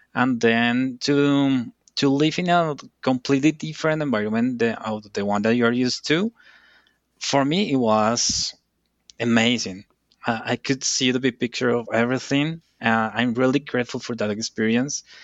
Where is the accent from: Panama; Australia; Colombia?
Colombia; English is a second language; I'm from Colombia